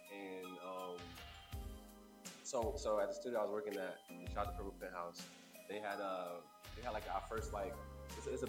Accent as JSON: {"language": "English", "region": "New Jersey", "country": "United States", "said": "I'm from Jersey, so you know, it's always a Jersey homies, always."}